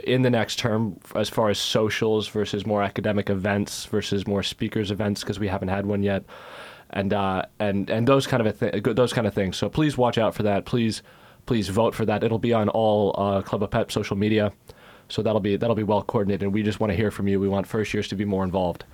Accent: United States; now in United Kingdom; I am American

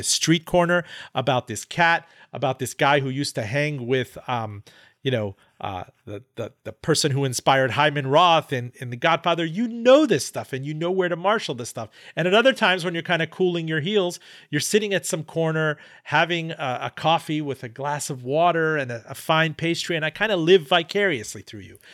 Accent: Miami, Florida, United States; when I was growing up in Miami.

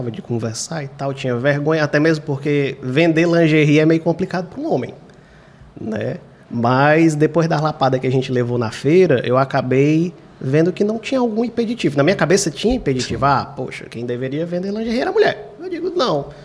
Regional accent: Fortaleza, Ceará, Brazil; Eu também sou do Quintino Cunha, eu digo assim, quando foi ver, ele morava uma rua antes da minha.

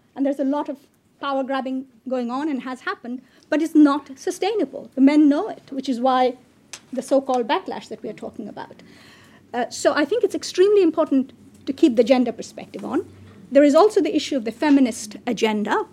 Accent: Bangladesh; I come from Bangladesh.

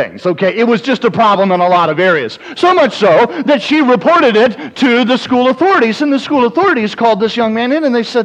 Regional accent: South Carolina, United States; moved away as an adult; also born or lived in Mississippi; now in South Dakota, United States; I grew up in South Carolina. I currently live in South Dakota

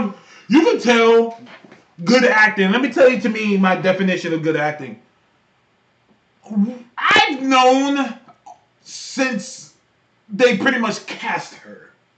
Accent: Bay Area, California, United States; I'm from California, where in the Bay Area, where we have thick chicks everywhere and thick Latinas. That's just where I came from.

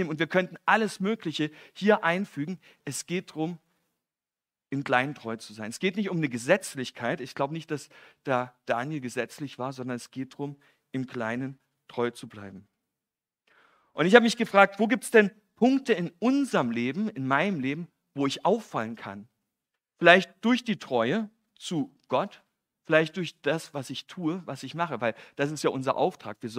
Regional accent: East Germany, Germany; Ich komme ja aus dem Osten

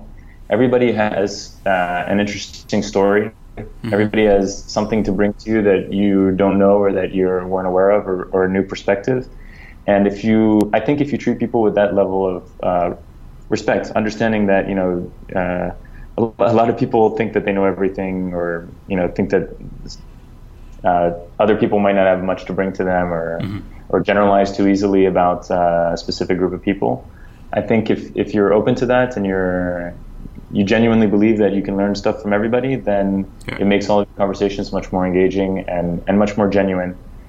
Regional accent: France; also born or lived in United States; I was born in the US, I grew up in France.

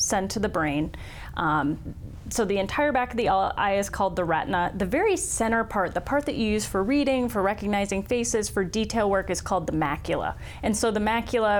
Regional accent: Sioux Falls, South Dakota, United States; also born or lived in Minnesota / Chicago; graduated from Sioux Falls, Lincoln

